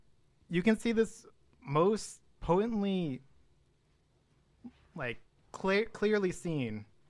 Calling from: Chicago, Illinois, United States; Yeah, I came all the way from the Chicagoland area to report on Putin's doings.

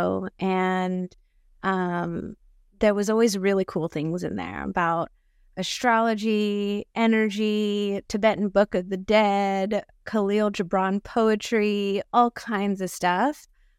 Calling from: Rancho Cucamonga, California, United States; And currently I'm calling from Rancho Cucamonga, also known as Tungvalan on Turtle Island.

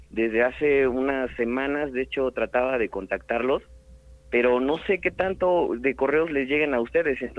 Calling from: Puebla, Mexico; Desde la ciudad de Puebla, hermano.

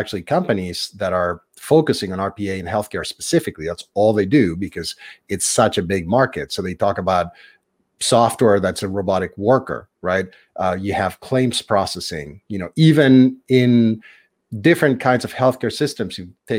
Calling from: New Hampshire, United States; I'm in New Hampshire on the east coast of the US. So I'm about an hour north of Boston on the Atlantic.

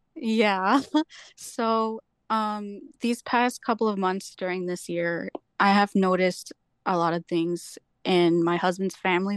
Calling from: Beach Park, Illinois, United States; I'm calling from Beach Park, Illinois

